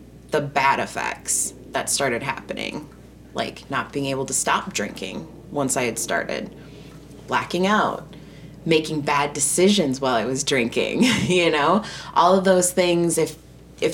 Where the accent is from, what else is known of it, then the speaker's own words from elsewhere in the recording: Wisconsin, United States; I'm from Wisconsin